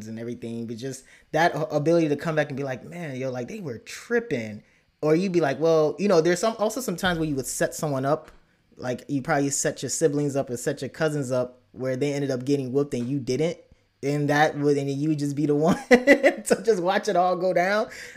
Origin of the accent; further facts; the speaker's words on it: United States; I came to the States as a young, and I grew up in the States